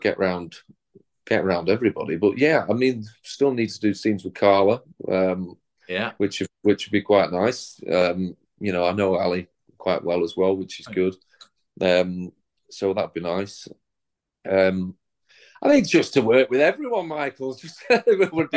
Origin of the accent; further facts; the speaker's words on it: the North of England, United Kingdom; being a Northerner and having grown up with the show